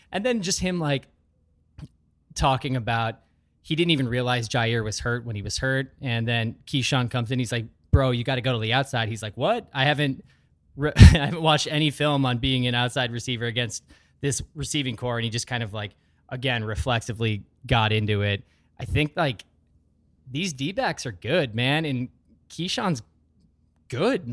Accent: Sheboygan, Wisconsin, United States; also born or lived in Wausau, Wisconsin; Most of my formative years were in the Sheboygan area

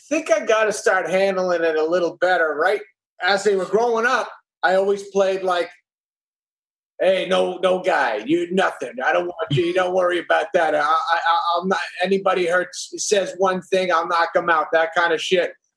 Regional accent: New Hampshire, United States; also born or lived in Brooklyn, New York; When I was five, he got a job in New Hampshire, so we moved to New Hampshire, and then I grew it. up there.

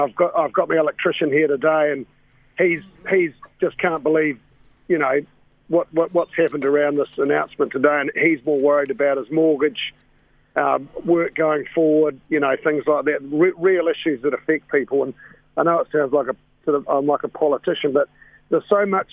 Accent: New Zealand; I'm a 55-year-old male, but I'm a New Zealander

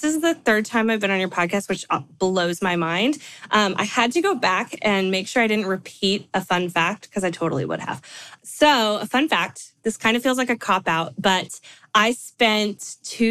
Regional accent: California, United States; now in Nashville, United States; I live in Nashville, like Stephanie, although I'm from California

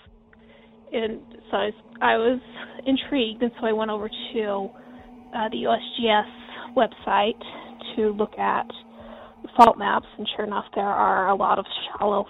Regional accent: Delta, Utah, United States; I grew up in a little teeny tiny town in western Utah called Delta

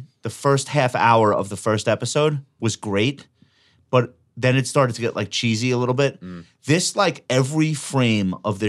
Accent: Long Island, New York, United States; I'm from Long Island.

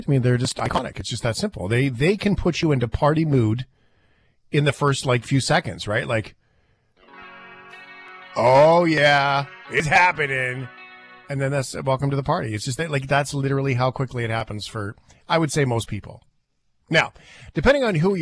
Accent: Canada; as a Canadian

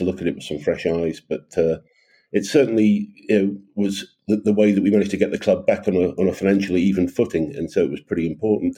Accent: Aberdeen, Scotland, United Kingdom; moved away as an adult; also born or lived in Sydney; my father passed away back in Aberdeen, which is my hometown

